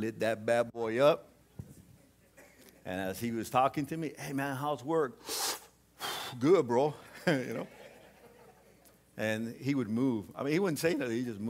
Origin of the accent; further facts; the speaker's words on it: Southern California, United States; I was from Southern California